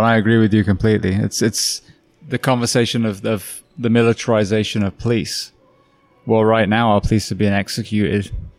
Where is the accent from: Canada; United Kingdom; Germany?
United Kingdom; I'm British. I grew up on a farm.